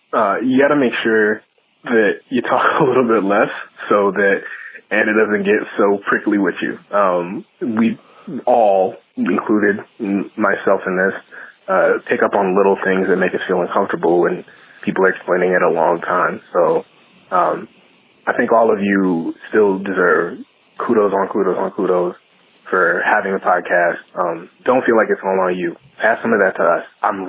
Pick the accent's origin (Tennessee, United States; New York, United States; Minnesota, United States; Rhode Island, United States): Tennessee, United States; now in Wisconsin, United States; growing up in Tennessee, now living in Wisconsin